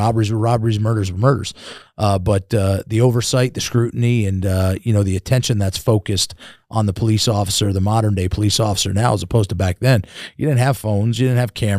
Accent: New York, United States; born there; So my dad was a police officer in New York. I was born in New York.

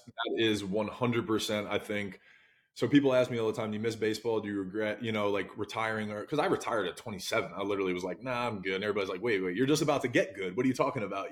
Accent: New Jersey, United States; I'm a kid from Jersey

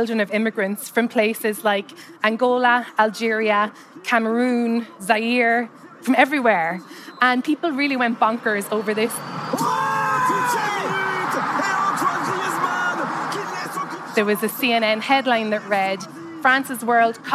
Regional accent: Cobh, Munster, Ireland; moved away as an adult; now in United States; I'm from a place called Cove, which is a harbor town in Ireland. It's a maritime town, and there's a history of immigration from my hometown

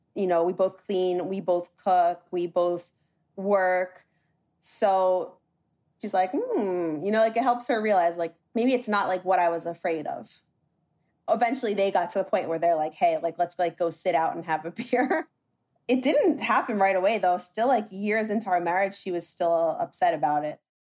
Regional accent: New Jersey, United States; I was born and raised in New Jersey by a Dominican mother and American father.

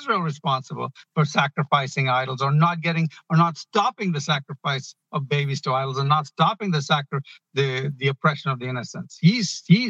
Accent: Ghana; now in United States; I was born in Ghana. I came here. It took me 12 years

